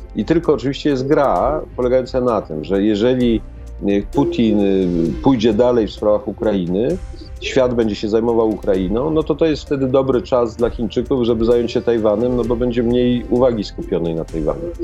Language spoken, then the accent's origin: Polish; Poland; ja z Polski